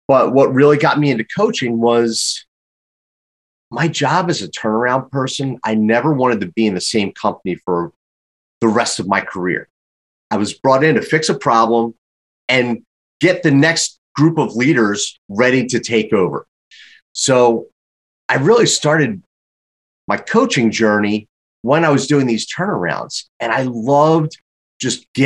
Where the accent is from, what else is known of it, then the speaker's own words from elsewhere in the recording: Philadelphia, Pennsylvania, United States; growing up in Philadelphia, very happy to have one of the best business schools in the entire world in my backyard